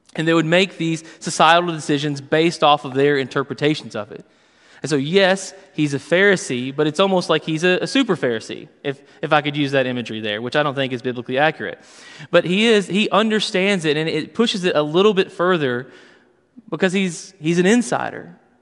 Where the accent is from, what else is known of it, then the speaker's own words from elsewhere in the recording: Western Kentucky, United States; I grew up in Western Kentucky